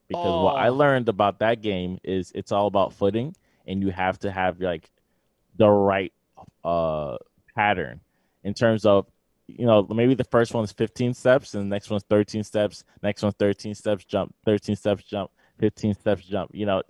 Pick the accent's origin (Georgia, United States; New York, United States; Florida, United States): New York, United States; I was born in New York